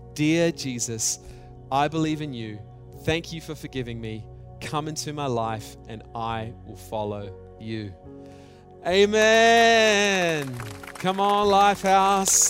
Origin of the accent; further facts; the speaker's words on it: Australia; I grew up in Australia